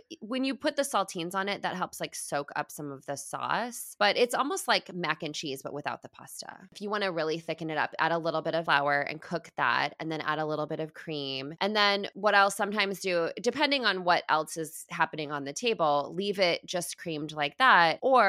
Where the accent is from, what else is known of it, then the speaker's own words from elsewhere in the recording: Midwest, United States; I grew up in the Midwest. My dad grew up on a farm. My dad is farming corn currently right now.